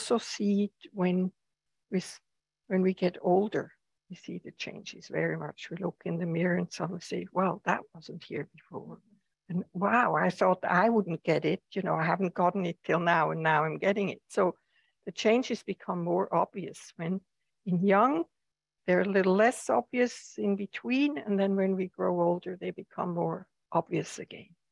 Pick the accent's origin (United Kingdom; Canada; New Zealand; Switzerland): Switzerland; now in United States; I come from Switzerland, where the seasons are very pronounced, or have been very pronounced